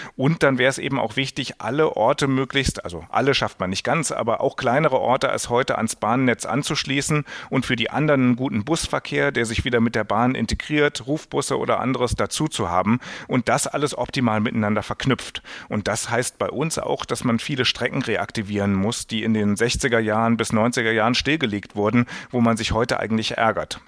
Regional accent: Germany; als Deutscher

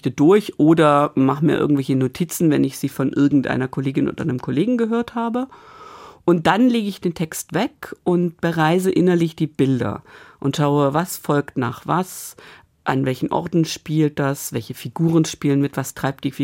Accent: Bremen, Germany; Als Bremer Erzählerin, Geschichtenhändlerin komme ich natürlich um die Bremer Stadtmusikanten nicht rum.

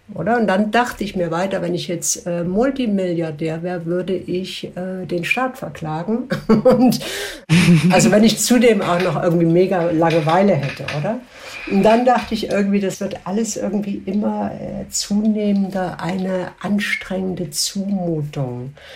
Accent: Switzerland; bei uns in der Schweiz

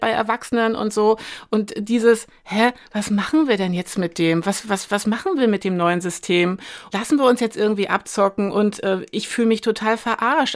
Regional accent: Güstrow, Mecklenburg-Vorpommern, Germany; moved away as an adult; now in Berlin, Germany; Ich komme aus Mecklenburg-Vorpommern, ich bin da im Winter 79 geboren, ich war neun, als die Mauer fiel

